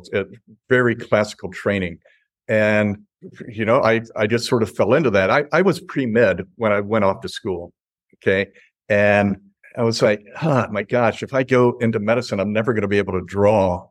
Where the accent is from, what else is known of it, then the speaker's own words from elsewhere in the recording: North Carolina, United States; also born or lived in Chicago, Illinois; now in Lanai, United States; I'm from North Carolina, and my wife is from Georgia